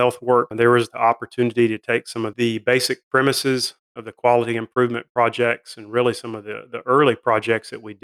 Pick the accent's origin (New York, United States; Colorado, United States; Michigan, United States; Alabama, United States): Alabama, United States; North; moved away as an adult; also born or lived in Nashville, Tennessee / Chattanooga, Tennessee; now in Jackson, United States; I grew up in North Alabama, moved to Nashville